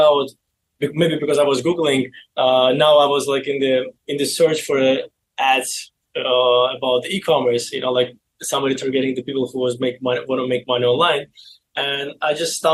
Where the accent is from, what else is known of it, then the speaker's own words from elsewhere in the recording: Baku, Azerbaijan; English is a second language; moved away as an adult; now in United States; I was born in Baku, Azerbaijan